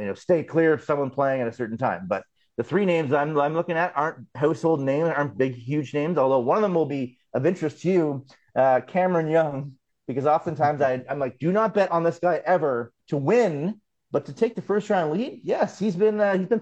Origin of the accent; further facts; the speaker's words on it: Canada; as a Canadian